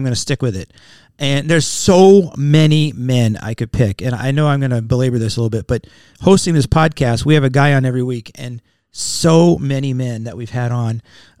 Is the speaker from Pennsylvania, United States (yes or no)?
yes; Wilkes-Barre, Pennsylvania, United States; I was born in Wilkes-Barre, Pennsylvania.